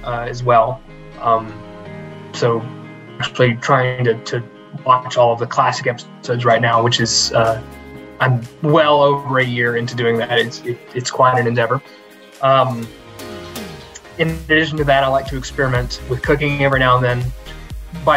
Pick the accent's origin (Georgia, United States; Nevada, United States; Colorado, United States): Georgia, United States; now in Lexington, United States; growing up in Georgia